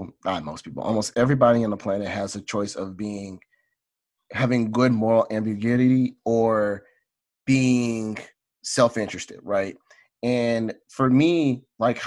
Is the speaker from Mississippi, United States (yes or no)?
no; Southeast Texas, United States; I'm a kid from Southeast Texas